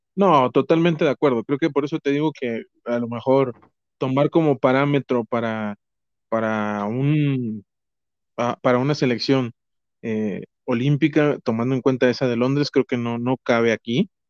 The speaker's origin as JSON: {"language": "Spanish", "country": "Mexico", "accent": "chilango", "said": "soy mexicano, soy mexicano"}